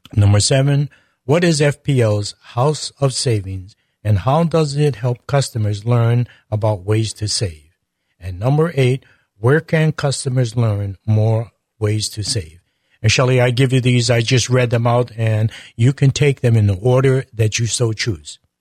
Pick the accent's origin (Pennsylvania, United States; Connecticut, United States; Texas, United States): Connecticut, United States; now in Florida, United States; I'm from Connecticut